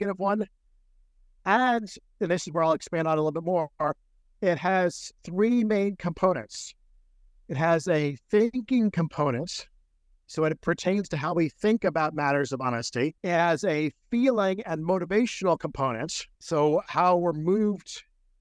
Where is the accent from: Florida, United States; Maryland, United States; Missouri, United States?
Maryland, United States; that's where I was born.